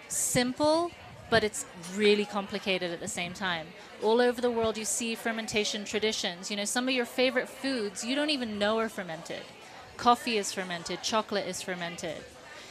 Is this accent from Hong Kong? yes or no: yes; Hong Kong; now in Boulder, United States; About 17 years in the Boulder area, and I grew up in Hong Kong. I'm from the East